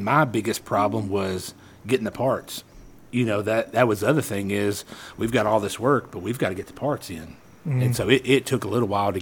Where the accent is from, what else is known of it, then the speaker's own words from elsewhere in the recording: Murfreesboro, Tennessee, United States; also born or lived in Sulphur, Louisiana; I am from Murfreesboro